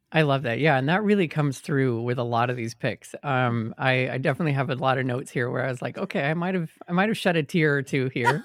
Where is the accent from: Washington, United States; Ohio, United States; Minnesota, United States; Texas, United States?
Texas, United States; Austin; moved away as an adult; now in New York, United States; I grew up in Austin, Texas